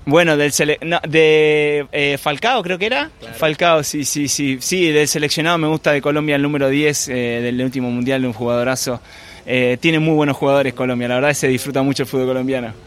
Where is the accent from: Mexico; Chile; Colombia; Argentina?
Argentina; yo soy de Argentina